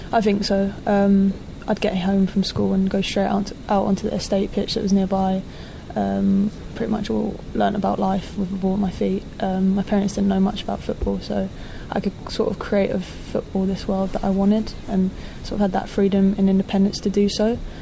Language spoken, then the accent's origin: English; London, United Kingdom; back in my hometown, back in London